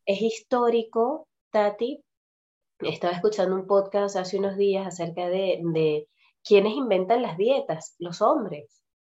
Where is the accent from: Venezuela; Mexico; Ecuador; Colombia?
Venezuela; moved away as an adult; tal vez si yo me hubiese quedado viviendo en Venezuela, yo salí de Venezuela a los 21